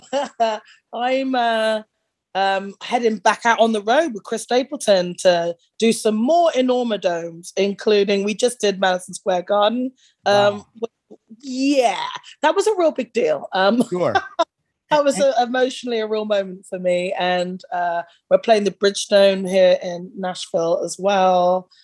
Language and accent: English; United Kingdom; growing up in that era in the UK